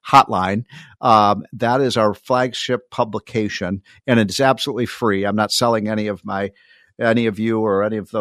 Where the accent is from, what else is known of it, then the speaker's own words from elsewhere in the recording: Chicago, Illinois, United States; now in Maryland, United States; I grew up in the Chicago area, so I grew up with snow that started in November and lasted till April